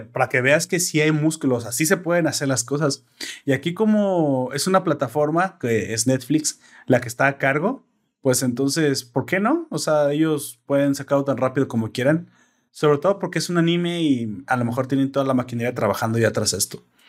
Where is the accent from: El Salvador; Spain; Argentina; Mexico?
Mexico; yo soy mexicano